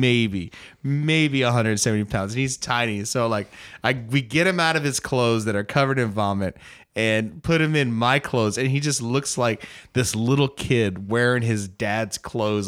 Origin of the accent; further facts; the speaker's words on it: United States; I'm an American